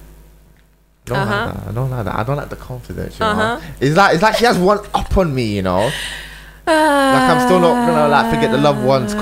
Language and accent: English; London, United Kingdom; I'm from Southwest London, so Shepherd's Bush is more closer